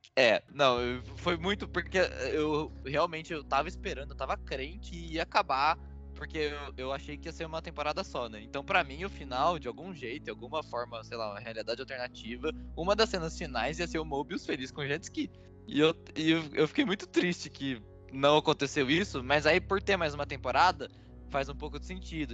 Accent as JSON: {"language": "Portuguese", "country": "Brazil", "said": "a gente é brasileiro"}